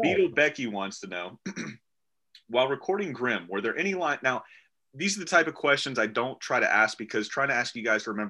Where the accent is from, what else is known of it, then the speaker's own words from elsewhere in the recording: the South, United States; I'm from the South